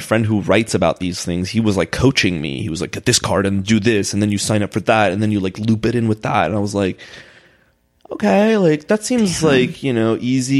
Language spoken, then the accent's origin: English; United States; also born or lived in Los Angeles, United States / Israel; I was born in LA, and then I left when I was 3, and then moved back when I was like 7 or 8.